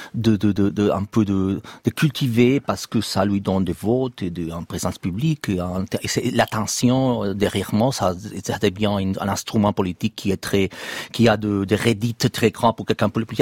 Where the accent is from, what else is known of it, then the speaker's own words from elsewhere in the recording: Barcelona, Catalonia, Spain; French is a second language; now in Madrid, Spain; je suis de Barcelone, je suis catalan, je travaille à Madrid